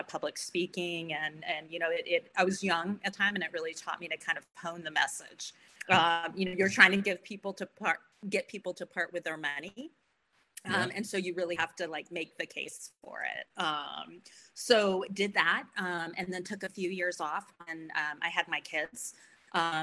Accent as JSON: {"language": "English", "region": "Florida", "country": "United States", "tie": "born or raised there", "said": "I grew up in Florida"}